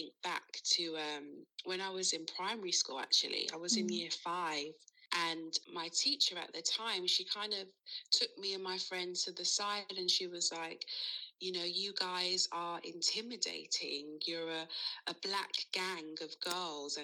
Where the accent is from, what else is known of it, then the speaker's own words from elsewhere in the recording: London, United Kingdom; growing up in London, it is very diverse.